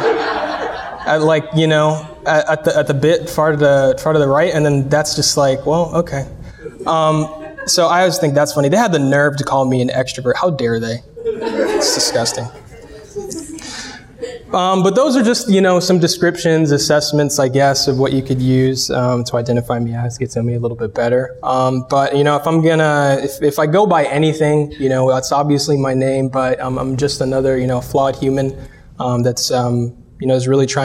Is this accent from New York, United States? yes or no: no; Cleveland, Ohio, United States; moved away; I'm born and raised in Northeast Ohio. I'm from Cleveland